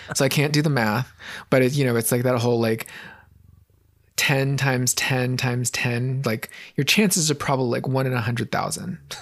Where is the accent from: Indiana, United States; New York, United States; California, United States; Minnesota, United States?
California, United States; San Francisco; Growing up in San Francisco, super progressive city